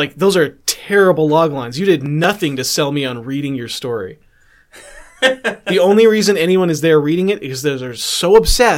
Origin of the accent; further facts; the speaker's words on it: Calgary, Alberta, Canada; also born or lived in New Brunswick; My family's from New Brunswick. I'm from Calgary